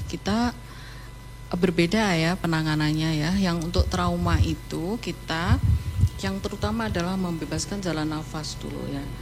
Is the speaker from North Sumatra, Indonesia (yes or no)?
no; Ponorogo, East Java, Indonesia; saya dari uh, asalnya dari Ponorogo.